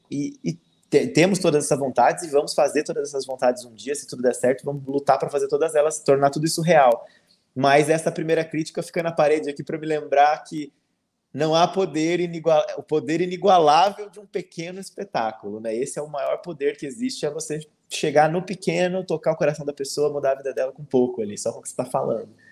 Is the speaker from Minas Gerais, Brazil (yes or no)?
yes; Minas Gerais, Brazil; eu sou de Minas